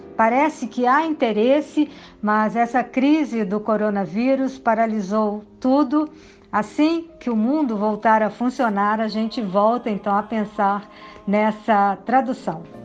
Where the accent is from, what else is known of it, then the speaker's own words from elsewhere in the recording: Belo Horizonte, Minas Gerais, Brazil; moved away as an adult; also born or lived in Rio de Janeiro; now in Paris, France; eu me formei na PUC de Belo Horizonte, cidade onde eu nasci e onde eu comecei também na profissão